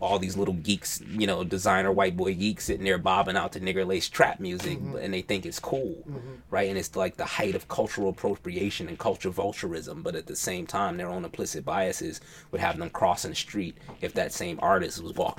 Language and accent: English; New York, United States; also born or lived in Alabama / Atlanta; Like, I grew up in New York. I went to school in Alabama, hung out in Atlanta.